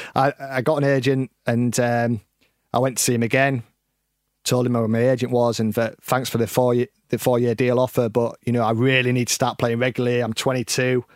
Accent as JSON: {"language": "English", "town": "Scarborough", "region": "Yorkshire and the Humber", "country": "United Kingdom", "tie": "born or raised there", "moved": "yes", "said": "my hometown of Scarborough"}